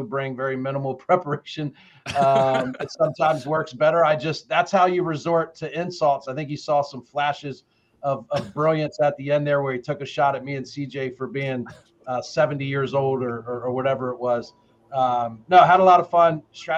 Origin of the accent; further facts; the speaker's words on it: the South, United States; Hey, I'm from the South and I'm black. You know, like we always say, don't count your chickens before they hatch.